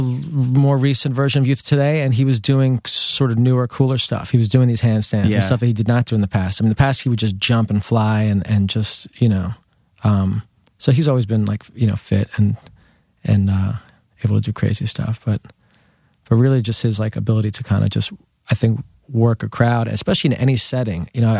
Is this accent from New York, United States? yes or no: yes; New York City, New York, United States; but I grew up in Lower Manhattan, and I've always lived here. Never thought I was going to leave.